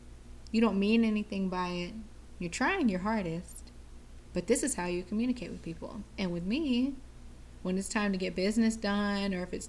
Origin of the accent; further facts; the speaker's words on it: Hawaii, United States; I grew up in Hawaii, so a lot of times, like, that earthy rain smell, like when rain hits earth, that type of smell.